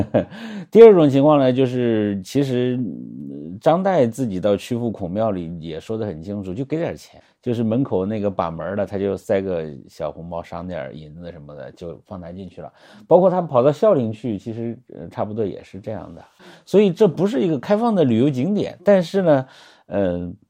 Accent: Henan, China; 我作为一个河南人

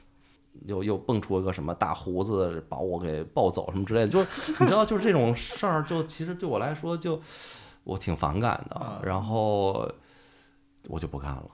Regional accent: Liaoning, China; also born or lived in Inner Mongolia; 我出生在内蒙，然后四岁的时候吧，就跟着爸妈，我们搬家到辽宁的一个三四线的一个城市

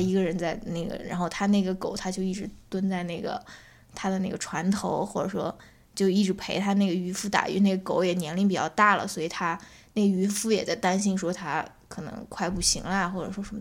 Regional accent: China; 我们中国人

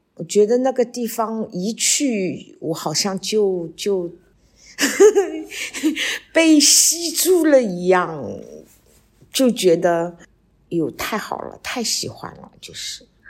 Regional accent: Shanghai, China; 我们上海人叫底梨

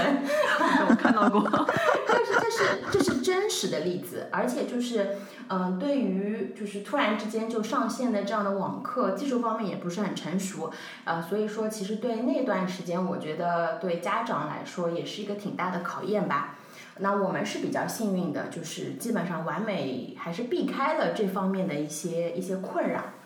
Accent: Shanghai, China; 我是土生土长的上海人，所以我们全家的生活、工作的重心都在上海

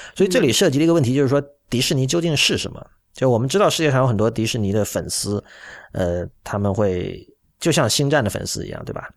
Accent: Shenzhen, Guangdong, China; now in Shanghai, China; 我是在深圳长大的

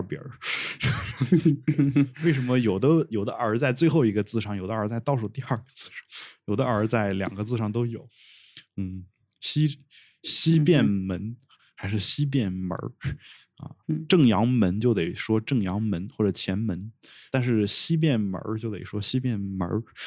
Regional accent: China; accent: mainland Chinese accent (hometown dialect with heavy erhua); now in Beijing, China; 我用大陆口音说话

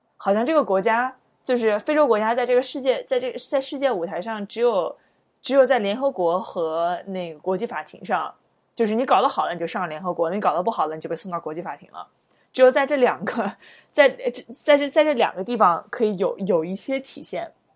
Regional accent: China; 我们作为中国人

